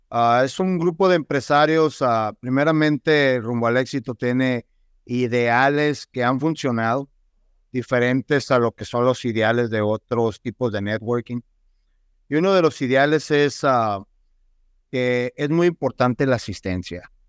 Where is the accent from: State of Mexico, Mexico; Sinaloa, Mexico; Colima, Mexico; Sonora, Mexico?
Sonora, Mexico; Nogales; also born or lived in Tucson, United States; nacido aquí en la ciudad de Tucson, Arizona, criado en la hermosa ciudad de Nogal